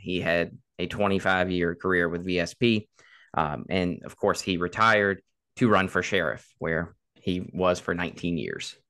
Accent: Caroline County, Virginia, United States; born and raised in Caroline

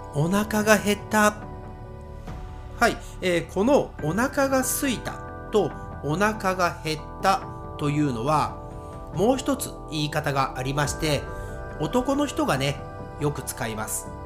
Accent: Nagoya, Aichi, Japan; accent: Nagoya accent; 私のね、アクセントは、えー、名古屋アクセント

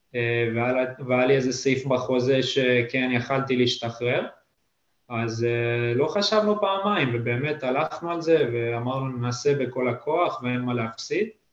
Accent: Netanya, Central District, Israel; moved away as an adult; now in Lithuania; אני גר ממש קרוב וכל החיים גדלתי שם

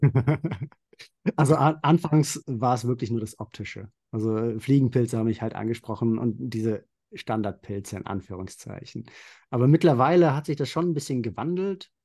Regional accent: Central Hesse, Germany; ich komme aus Mittelhessen, also mhm. nördlich von Frankfurt.

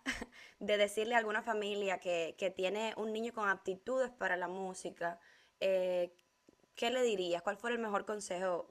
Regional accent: Cuba; La primera vez que yo salí de Cuba fue a Argentina

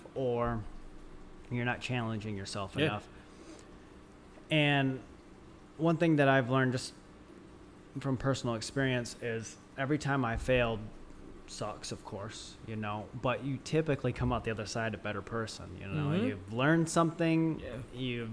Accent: Midwest, United States; moved away; I grew up in the Midwest

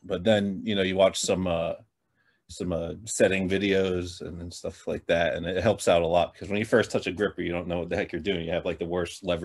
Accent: New Jersey, United States; I'm from New Jersey

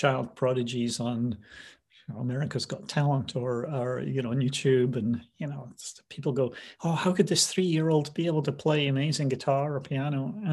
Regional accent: Scotland, United Kingdom; moved away as an adult; also born or lived in London / Pacific Northwest; now in United States; I was raised in Scotland

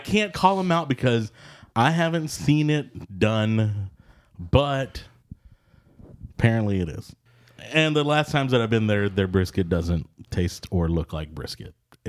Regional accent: Texas, United States; First of all, I'm not a Southerner. I am a Texan.

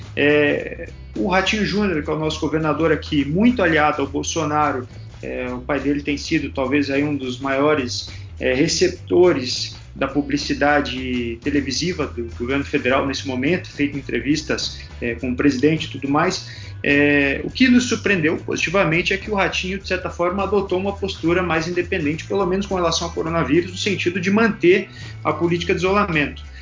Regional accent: Ponta Grossa, Paraná, Brazil; sou do Paraná

